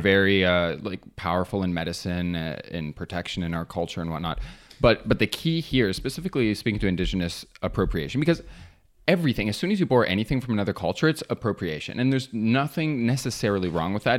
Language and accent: English; near James Bay, Ontario, Canada; I grew up near James Bay, which is Treaty Nine territory